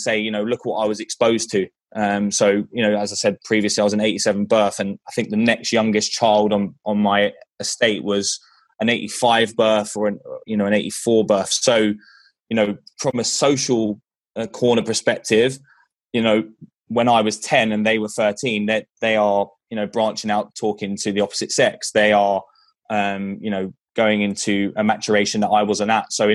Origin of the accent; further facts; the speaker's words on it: London, United Kingdom; moved away; as you can tell by my accent, from England, from London, England, actually from Northwest London.